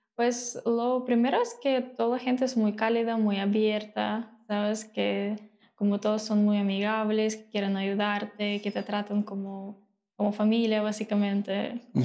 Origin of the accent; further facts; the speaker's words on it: Mariupol, Donetsk Oblast, Ukraine; Spanish is a second language; moved away as an adult; also born or lived in Odesa, Ukraine; now in Mexico; yo vivo en Odessa ya hace seis años, okay. pero nací en Mariupol, en el este de Ucrania, okay. y pues vivía ahí hasta que me mudé a Odessa para estudiar y vivir ahí